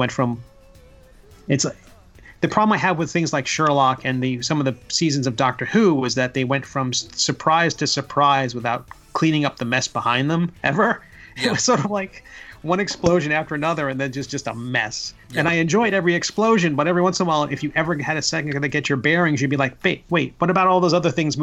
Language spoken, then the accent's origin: English; Long Island, New York, United States; also born or lived in Virginia / DC area; now in Florida, United States; I grew up on Long Island in New York